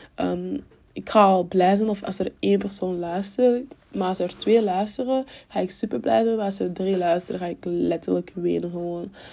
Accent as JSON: {"language": "Dutch", "country": "Cameroon", "tie": "born or raised there", "moved": "yes", "lives_now": "Belgium", "said": "toen ik in Cameroen woonde, woonden we in stad"}